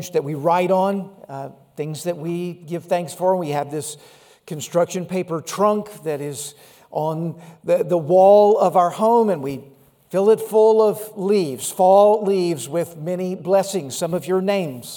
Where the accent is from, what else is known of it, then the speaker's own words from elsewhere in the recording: Laurel, Mississippi, United States; A little church I grew up in Laurel, Mississippi